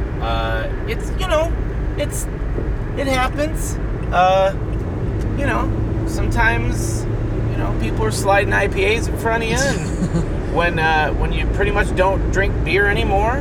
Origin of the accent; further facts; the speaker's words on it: Toledo, Ohio, United States; we are from the Toledo area, we're very close to Detroit